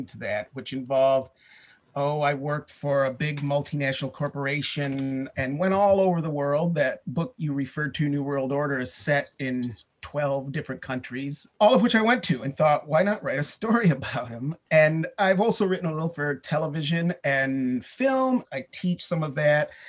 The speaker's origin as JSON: {"language": "English", "region": "Michigan", "country": "United States", "said": "previously in my home state of Michigan"}